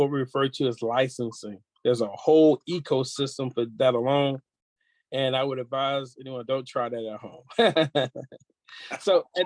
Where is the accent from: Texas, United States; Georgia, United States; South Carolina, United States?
Georgia, United States; moved away as an adult; now in California, United States; I was raised in Georgia by a woman who was born in 1916